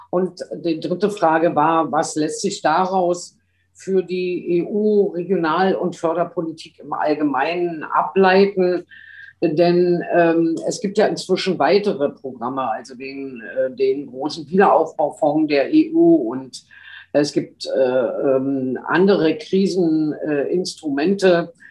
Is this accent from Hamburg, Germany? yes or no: no; Berlin, Germany; ich komme aus Berlin, äh, einem, einem Land und einer Kommune zugleich